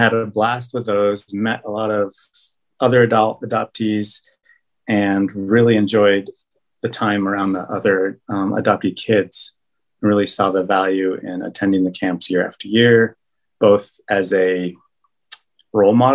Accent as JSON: {"language": "English", "town": "Golden", "region": "Colorado", "country": "United States", "tie": "born or raised there", "also_born_or_lived": "Peru", "said": "I grew up in Golden, so all my friends were white"}